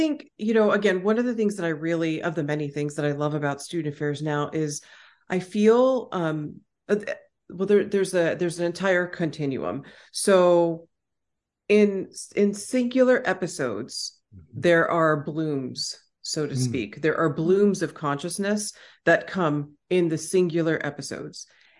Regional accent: Austin, Texas, United States; accent: Texan; And I am back home in Austin, Texas. So my Texan accent, is going to eventually come out and, that'll be fun.

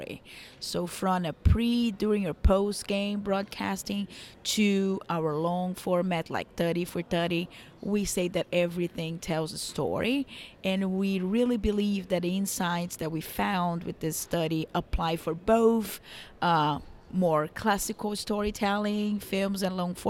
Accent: São Paulo, Brazil; now in New York, United States; I'm from Brazil originally, but yes, I'm based in New York.

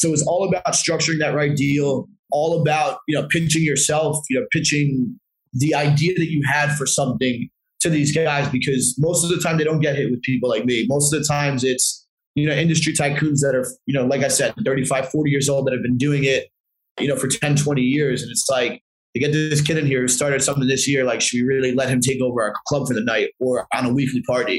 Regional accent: New Jersey, United States; this one venue in Jersey that was pretty close to my hometown

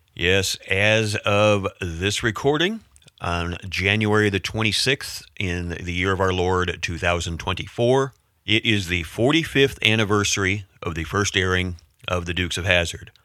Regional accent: United States; as a Yank

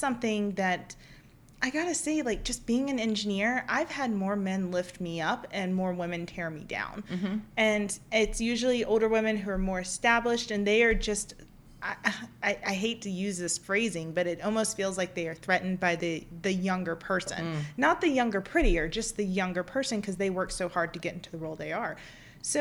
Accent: Mississippi, United States; I'm Italian and from Mississippi

